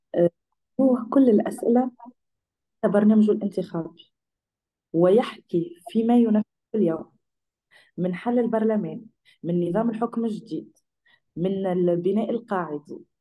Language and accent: Arabic; Tunisia; أنا كتونسية